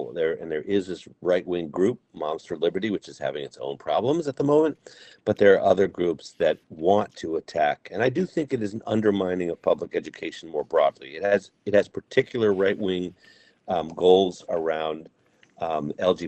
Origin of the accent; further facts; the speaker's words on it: Amherst, Massachusetts, United States; my own public school growing up in Amherst, is that at the very heart of the school, Wildwood School, where I went to and where my kids went